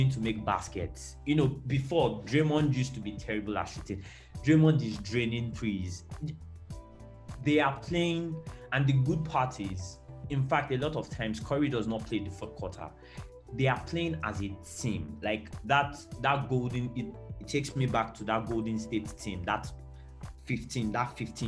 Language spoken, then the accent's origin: English; Nigeria; as a Nigerian with time difference